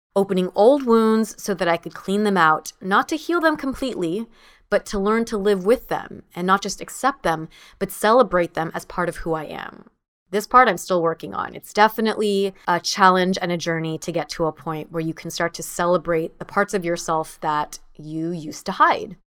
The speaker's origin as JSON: {"language": "English", "country": "United States", "tie": "born or raised there", "said": "my sister and I are the first in our family to be born and raised in the United States"}